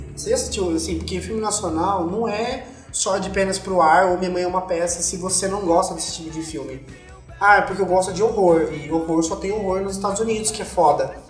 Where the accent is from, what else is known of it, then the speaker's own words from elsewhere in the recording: Southeast Brazil, Brazil; dos sudestinos, né, que somos nós, do Sudeste